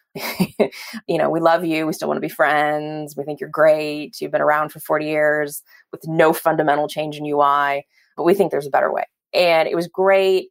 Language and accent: English; Belgium; now in California, United States; I was born in Belgium and my entire family's still there except for my parents who, who live out here in California